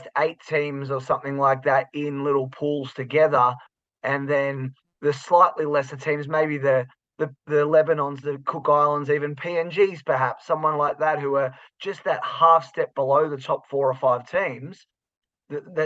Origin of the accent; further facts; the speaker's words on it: Australia; as an Australian